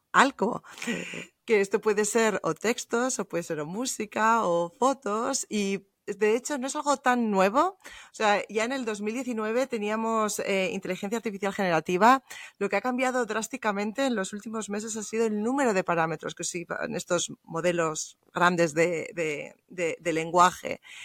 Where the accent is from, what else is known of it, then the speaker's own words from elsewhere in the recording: Bilbao, Basque Country, Spain; now in Munich, Germany; originariamente soy española, soy de Bilbao. Lo que pasa es que ahora vivo en, en Múnich, en Alemania, ya desde hace muchos años